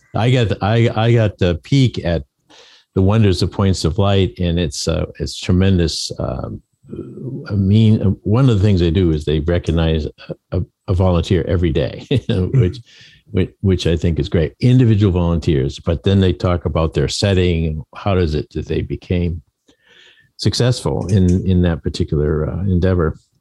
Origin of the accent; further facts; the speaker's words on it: Maine, United States; moved away as an adult; also born or lived in Connecticut; moving back to my home state of Maine